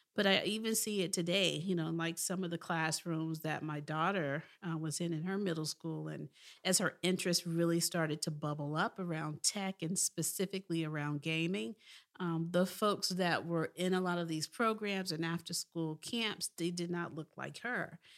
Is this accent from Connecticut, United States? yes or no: no; Memphis, Tennessee, United States; I was from Memphis, Tennessee